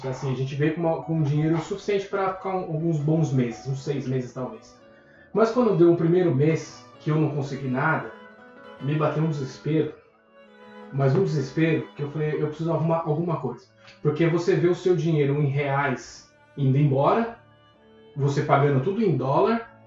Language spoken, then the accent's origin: Portuguese; Brazil; moved away as an adult; Então eu vim do Brasil, trabalhava com marketing no Brasil, vim para cá como profissional de marketing.